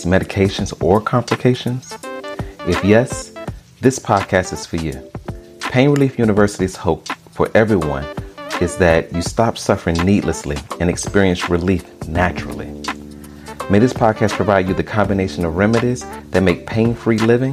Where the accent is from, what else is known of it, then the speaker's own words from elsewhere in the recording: Alabama, United States; I'm from Alabama